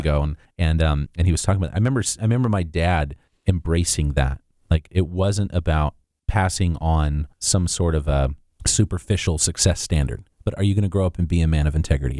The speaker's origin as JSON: {"language": "English", "region": "Hawaii", "country": "United States", "tie": "born or raised there", "said": "growing up in Hawaii."}